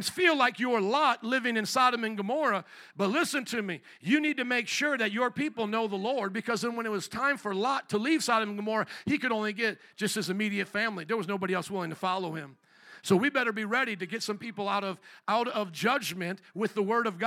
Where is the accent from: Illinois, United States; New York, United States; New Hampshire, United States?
Illinois, United States; Chicago